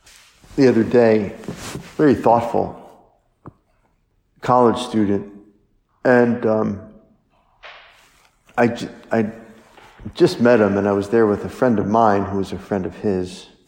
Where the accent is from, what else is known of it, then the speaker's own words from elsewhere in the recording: French Lick, Indiana, United States; this is awesome that Larry Bird is from French Lick, and I'm from French Lick, and people are proud